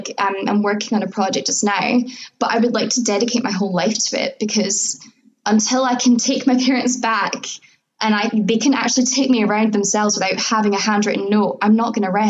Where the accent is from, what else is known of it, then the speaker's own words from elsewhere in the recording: Scotland, United Kingdom; I was born here